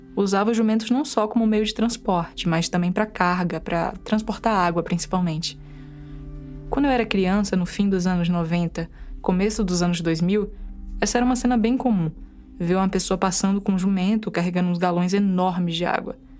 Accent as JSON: {"language": "Portuguese", "town": "Palmeiras", "region": "Bahia", "country": "Brazil", "tie": "born or raised there", "said": "E meu sotaque não nega, né? Eu fui criada no interior da Bahia, numa cidadezinha minúscula chamada Palmeiras, na Chapada Diamantina"}